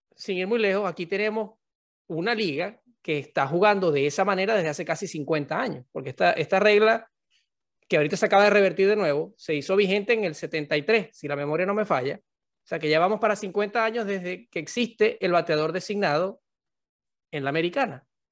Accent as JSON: {"language": "Spanish", "country": "Venezuela", "moved": "yes", "said": "venimos de Venezuela, en el caso nuestro"}